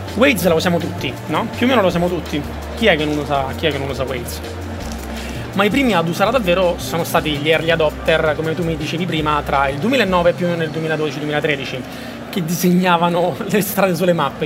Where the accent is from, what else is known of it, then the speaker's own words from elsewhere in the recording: Rome, Lazio, Italy; io vengo da Roma